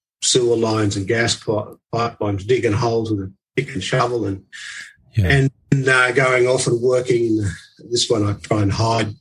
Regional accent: Grafton, New South Wales, Australia; I was born in Grafton, which is on the North Coast of New South Wales

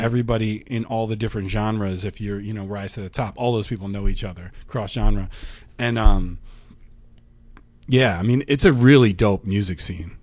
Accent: York, Pennsylvania, United States; moved away as an adult; also born or lived in Minnesota; I'm from York, Pennsylvania

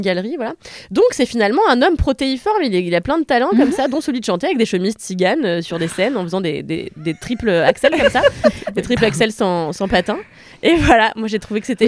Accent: France; nous en France

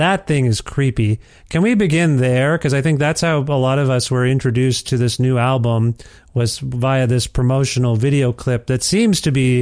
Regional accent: Ontario, Canada; moved away as an adult; I'm from Ontario, and that's where I lived until we moved here a couple of years ago

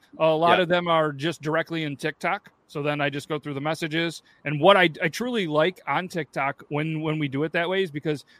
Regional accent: Syracuse, New York, United States; I grew up in Syracuse.

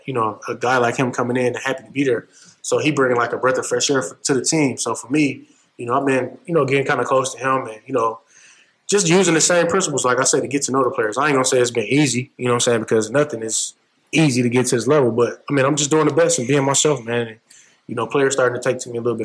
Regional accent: Flint, Michigan, United States; growing up in Michigan

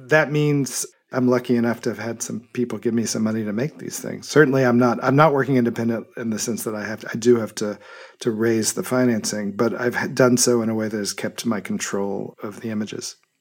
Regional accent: Memphis, Tennessee, United States; I was born in Memphis, Tennessee, in nineteen sixty-five, and grew up there

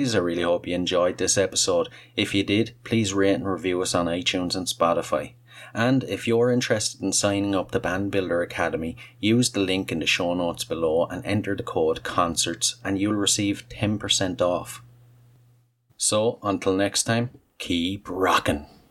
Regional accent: Ireland

